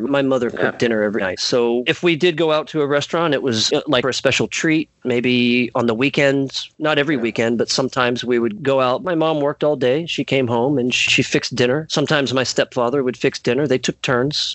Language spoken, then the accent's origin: English; United States; also born or lived in Mississippi; I'm an American. I live here in the great state of Mississippi